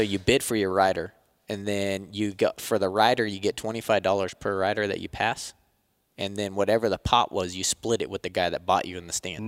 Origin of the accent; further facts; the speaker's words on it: Turlock, California, United States; I grew up in Turlock, about an hour south of Sacramento